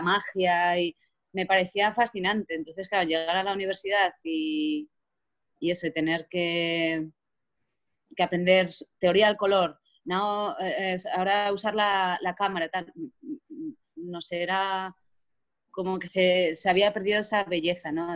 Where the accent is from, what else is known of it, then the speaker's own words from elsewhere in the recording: Azuqueca de Henares, Castilla-La Mancha, Spain; yo soy de Azuqueca, en Azuqueca había solo la banda municipal